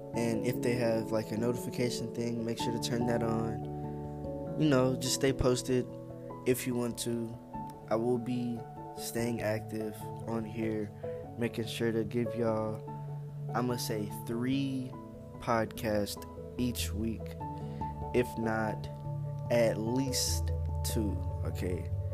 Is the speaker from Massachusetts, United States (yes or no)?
no; Louisiana, United States; now in Texas, United States; I'm from Louisiana. I live in Texas